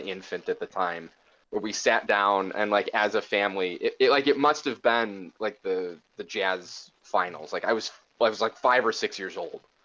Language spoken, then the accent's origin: English; Chicago, Illinois, United States; moved away as an adult; now in Milwaukee, United States; I'm originally from Chicago